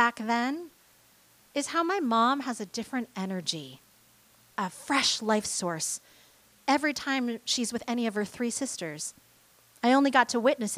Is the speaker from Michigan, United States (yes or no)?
yes; Michigan, United States; moved away; my younger sister, brother, and I were all born in Michigan, grew up there, and think of Michigan as home